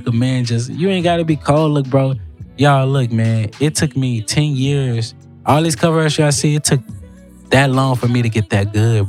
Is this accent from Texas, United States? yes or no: yes; Houston, Texas, United States; I'm from South Park.